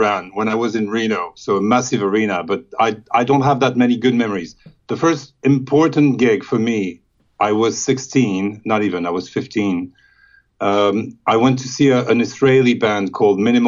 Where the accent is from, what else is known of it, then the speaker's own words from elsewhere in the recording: Paris, Île-de-France, France; I grew up in Paris